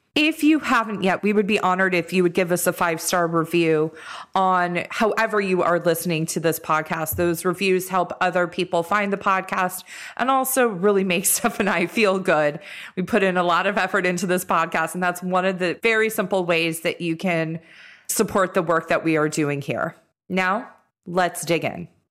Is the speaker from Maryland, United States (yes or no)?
no; Los Angeles, California, United States; we're all from Los Angeles and went to school up north